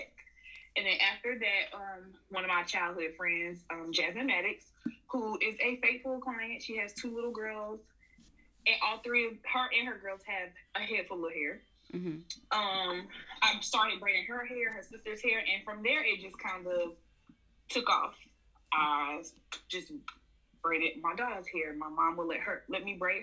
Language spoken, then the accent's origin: English; Atlanta, Georgia, United States; Born and raised in Atlanta, Georgia